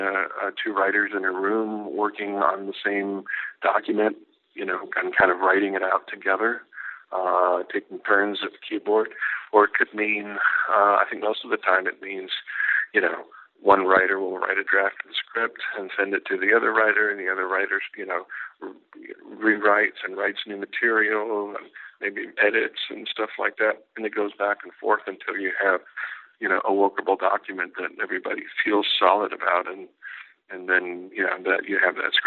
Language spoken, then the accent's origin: English; Edinburg, Texas, United States; moved away as an adult; I grew up here in Edinburgh and recently moved back to Edinburgh after several years away from the Rio Grande Valley